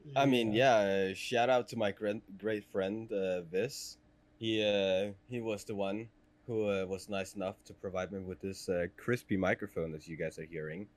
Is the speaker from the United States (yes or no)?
no; Denmark; first language Danish; English is a second language; in Danish, we call it a uh, buskrutter